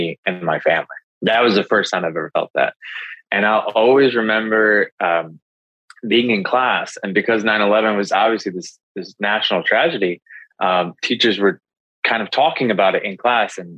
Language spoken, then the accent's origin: English; Chicago, Illinois, United States; I'm from Chicago, born and raised here, a former police officer